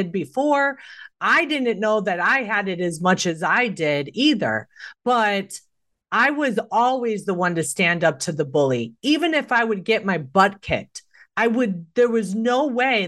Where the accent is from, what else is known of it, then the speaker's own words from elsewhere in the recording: Chicago, Illinois, United States; I was born and raised in Chicago